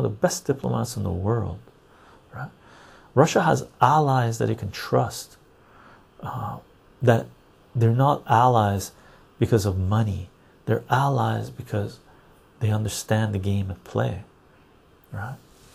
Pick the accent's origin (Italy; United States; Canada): Canada; as a Canadian